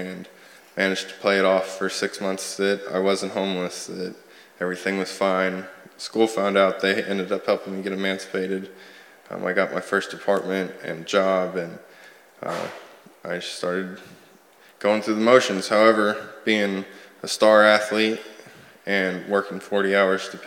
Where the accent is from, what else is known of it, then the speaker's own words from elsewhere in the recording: Sand Springs, Oklahoma, United States; moved away; I'm from Sand Springs, Oklahoma